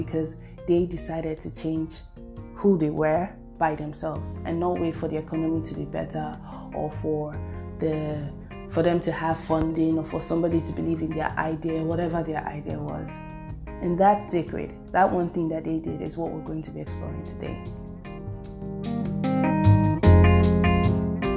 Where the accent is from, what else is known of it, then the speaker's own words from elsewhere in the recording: Nigeria; I'm Nigerian.